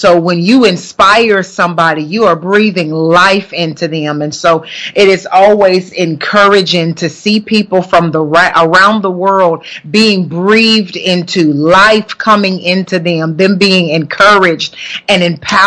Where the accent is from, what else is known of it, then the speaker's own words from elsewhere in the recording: Huntsville, Alabama, United States; moved away; Tuning in all the way from Huntsville, Alabama, which just so happens to be my hometown in Huntsville, Alabama